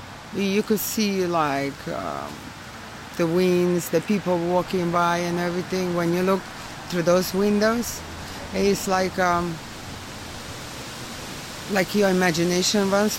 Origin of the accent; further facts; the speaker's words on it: Odesa, Odesa Oblast, Ukraine; English is a second language; now in Brooklyn, United States; Ukraine, Odessa.